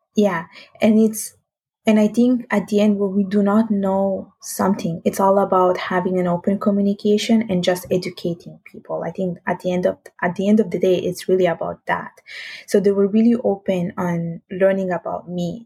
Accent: Italy; English is a second language; moved away as an adult; also born or lived in Sicily, Italy / northern Italy / England; now in Montreal, Canada; I was born in the south of Italy. So I was born in Sicily and I was there for nine years. And then we actually moved to the north

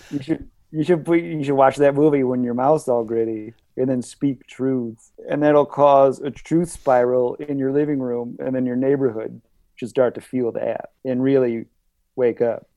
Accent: Michigan, United States; now in New York, United States; I grew up in the Michigan woods.

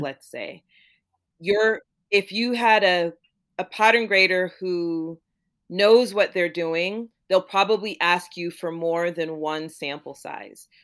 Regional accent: Florida, United States; also born or lived in Jamaica; my family is from Jamaica, and I grew up in Florida

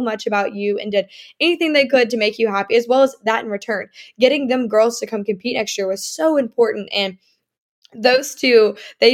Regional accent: South Carolina, United States; I'm from South Carolina

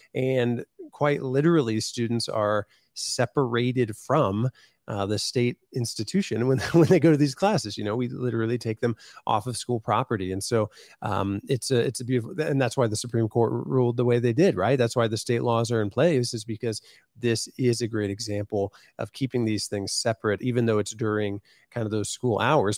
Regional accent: Van Wert, Ohio, United States; moved away as an adult; now in Columbus, United States; I live in Columbus now, but I was in my hometown of Van Wert

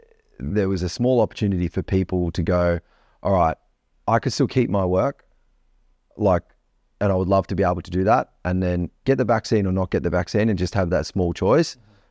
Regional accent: Australia; different from the rest of the world because we are different from the rest of the world, I think, as Australian people.

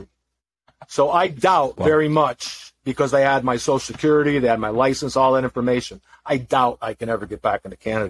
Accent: Massachusetts, United States; also born or lived in California; my hometown because I was living in Massachusetts

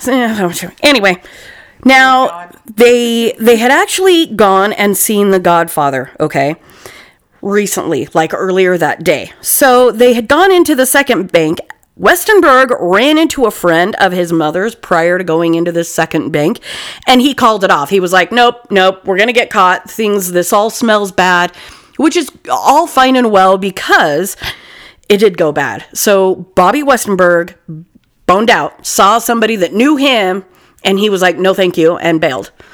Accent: Utah, United States; I'm from Utah

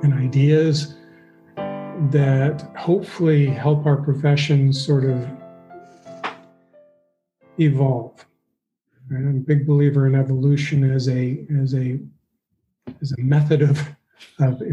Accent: Flagstaff, Arizona, United States; I grew up in Northern Arizona

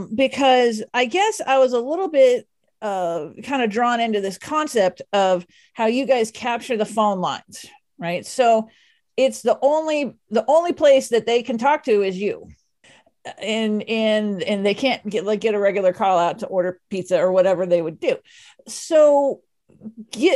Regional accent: Dallas, Texas, United States; I grew up in Texas. I grew up in Dallas

